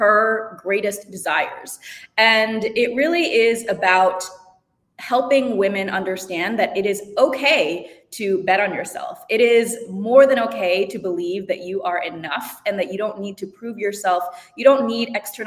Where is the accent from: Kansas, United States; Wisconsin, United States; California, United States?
Wisconsin, United States; Madison; I was born in Madison, Wisconsin, and my parents immigrated right after the Cultural Revolution